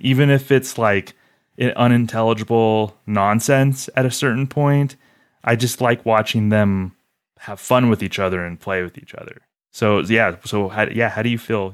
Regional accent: Southwestern United States, United States; growing up in the South, Southwestern United States

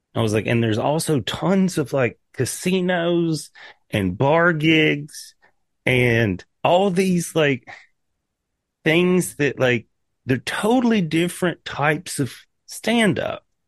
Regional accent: East Tennessee, United States; moved away as an adult; also born or lived in Nashville / Seattle; I'm a hillbilly from East Tennessee.

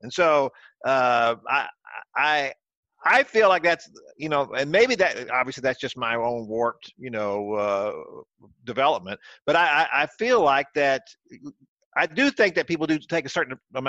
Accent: Houston, Texas, United States; also born or lived in Dallas, Texas; I grew up in Houston. I was born in Dallas, grew up in Houston

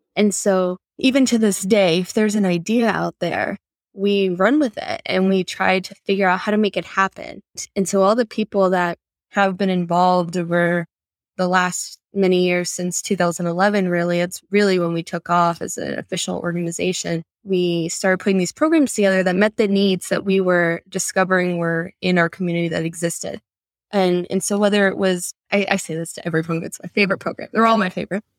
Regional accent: Sanford, Florida, United States; now in Orlando, United States; I grew up in Sanford.

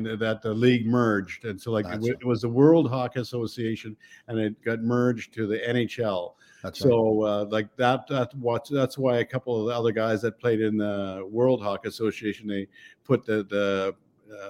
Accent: Neudorf, Saskatchewan, Canada; I grew up in Saskatchewan, Newdorf, Saskatchewan, which was in Canada.

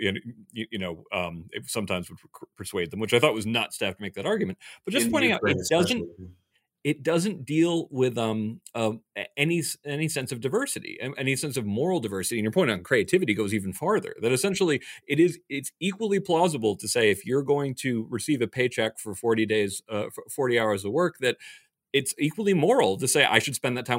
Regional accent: United States; my family had to flee the communists. That's why I'm an American

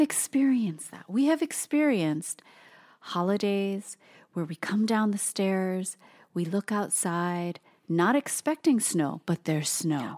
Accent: Hawaii, United States; now in Portland, United States; Toast and I are born and raised in Hawaii of all places

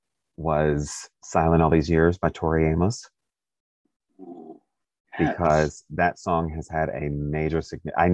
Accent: Kentucky, United States; also born or lived in Stockbridge, Georgia; I was born in Stockbridge and I lived there till I was six, and then my dad moved us to Kentucky

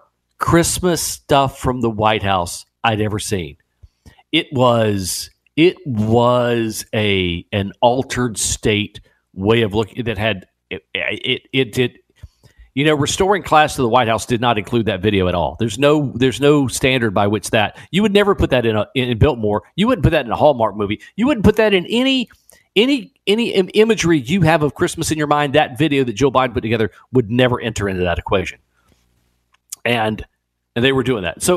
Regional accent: Puerto Rico; moved away; I was raised in Puerto Rico

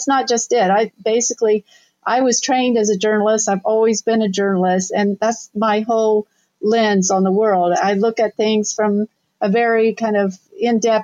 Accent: Southern Ohio, United States; moved away as an adult; also born or lived in New York City; I'm originally from Southern Ohio

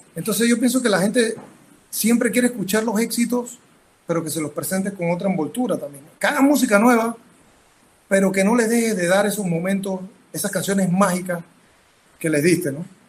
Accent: Panama; soy panameño

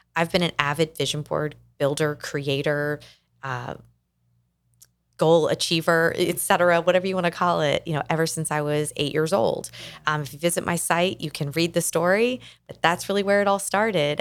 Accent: Kentucky, United States; moved away as an adult; also born or lived in Atlanta, Georgia / Nashville, Tennessee; now in South Florida, United States; We moved the family from my home state of Kentucky, where I had grown up

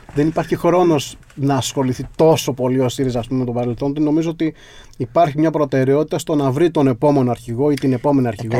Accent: my village in western Messinia, Peloponnese, Greece; στο χωριό μου στη δυτική Μεσσηνία

